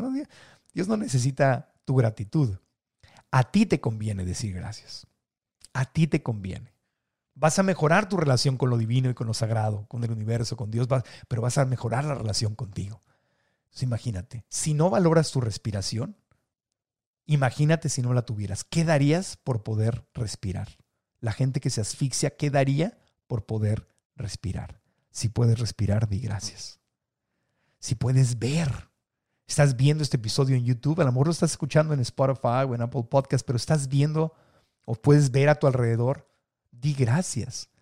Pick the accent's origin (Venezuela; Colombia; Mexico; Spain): Mexico; Mexico City; also born or lived in Tijuana; la Ciudad de México, donde crecí, nací en Tijuana, pero me llevó de chiquito a la Ciudad de México